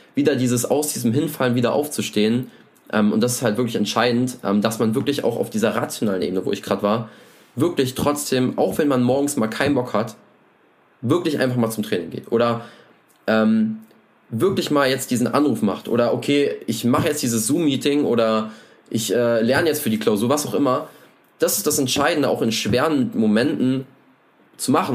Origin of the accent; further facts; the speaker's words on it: Germany; ich komme aus der Nähe von Berlin